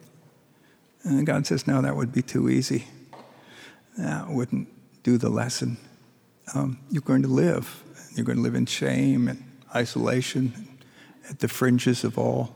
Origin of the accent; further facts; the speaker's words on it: rural Hudson Valley, upstate New York, United States; I grew up in upstate New York, rural Hudson Valley